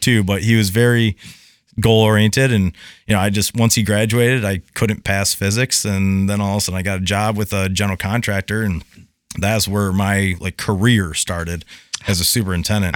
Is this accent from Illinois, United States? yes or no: no; Bright, Michigan, United States; moved away; born and raised in Bright, Michigan. Uh, and all over the U S